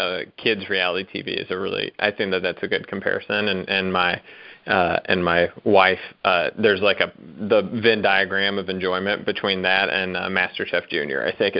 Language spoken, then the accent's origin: English; the South, United States; I say that from a place of love as a Southerner